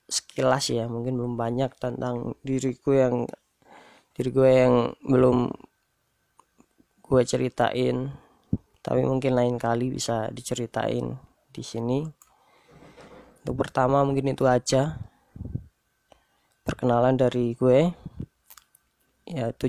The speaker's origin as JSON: {"language": "Indonesian", "town": "Pekalongan", "region": "Central Java", "country": "Indonesia", "said": "Asal gue dari Pekalongan. Gue lahir di tahun 96 1996"}